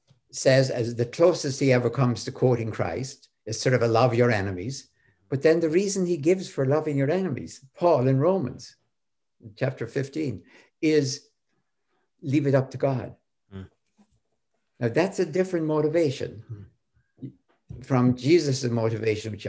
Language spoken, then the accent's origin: English; Ireland; I'm Irish.